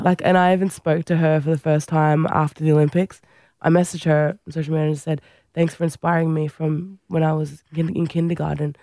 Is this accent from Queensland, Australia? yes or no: no; Central Coast, New South Wales, Australia; also born or lived in Fiji; I grew up on the Central Coast, my brother and I.